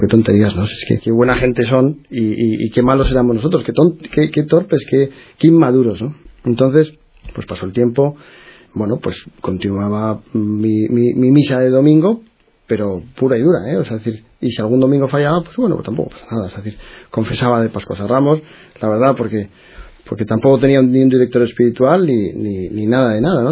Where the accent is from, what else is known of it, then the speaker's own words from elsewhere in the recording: Madrid, Community of Madrid, Spain; moved away as an adult; now in Bilbao, Spain; Nací en Madrid, en una, bueno, una familia católica